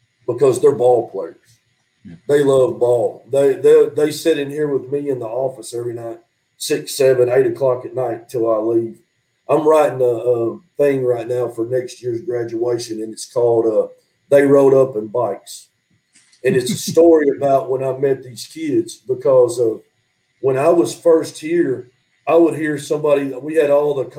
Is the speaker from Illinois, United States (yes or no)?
no; Southeast Missouri, United States; moved away as an adult; now in Crossett, United States; I grew up in Southeast Missouri